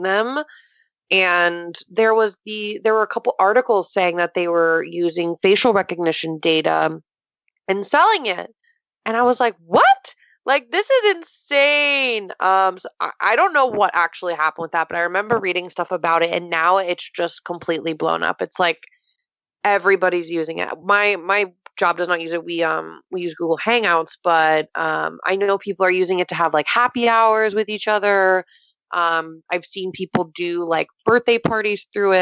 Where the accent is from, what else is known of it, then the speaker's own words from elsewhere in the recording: Florida, United States; moved away; But yes, I'm from Florida. I'm from 2 hours south of Tampa.